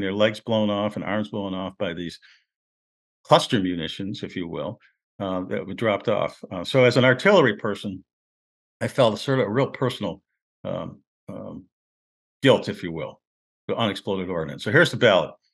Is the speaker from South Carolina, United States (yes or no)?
no; Rochester, New York, United States; moved away as an adult; also born or lived in Cleveland; I'm from Rochester, New York, and we used to go, I used to go back home from Cleveland when I went to school. And I'd bump into guys I went to high school